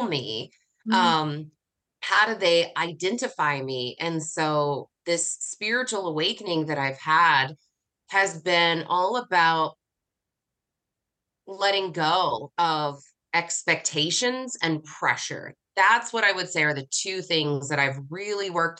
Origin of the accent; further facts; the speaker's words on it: United States; I'm from the United States